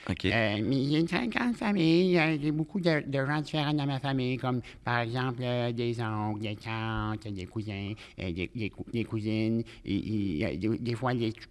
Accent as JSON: {"language": "French", "region": "Quebec", "country": "Canada", "tie": "born or raised there", "said": "dans le centre du Québec."}